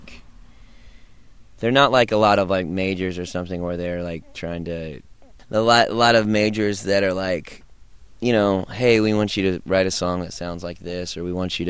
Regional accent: Denton, Texas, United States; moved away as an adult; now in Austin, United States; we're from Denton, Texas, which is right near Dallas. It's about an hour from Dallas, but we've lived in Austin for about four or five years

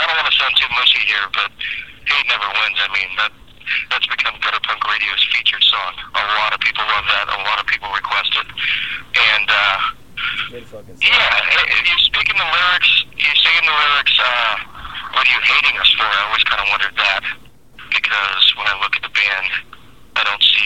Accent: San Clemente, California, United States; I grew up in San Clemente, California

